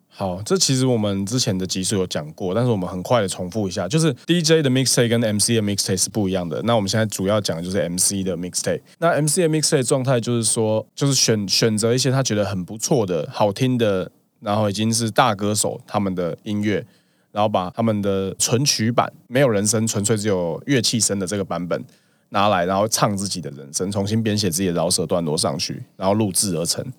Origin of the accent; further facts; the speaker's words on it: Tainan, Taiwan; 爸爸妈妈把我养长大的地方是在台南市的北区